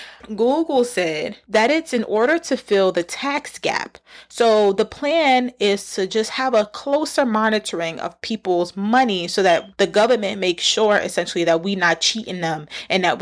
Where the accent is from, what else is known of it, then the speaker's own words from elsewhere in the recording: New York City, New York, United States; I'm from the Bronx